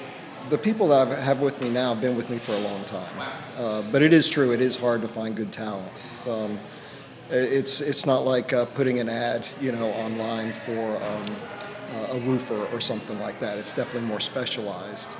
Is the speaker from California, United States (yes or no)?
no; Lubbock, Texas, United States; moved away; I'm from Lubbock, Texas, and that's where I did a lot of my early work